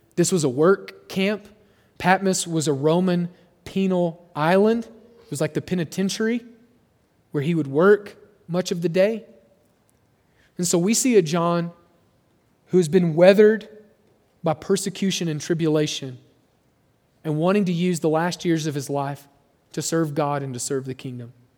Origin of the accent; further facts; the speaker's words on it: Oklahoma, United States; moved away; where I grew up in Oklahoma